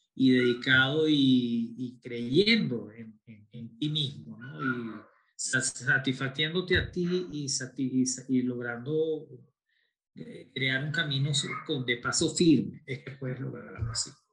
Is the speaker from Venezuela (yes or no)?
yes; Venezuela; yo soy latino nacido en Venezuela, pero de dos padres españoles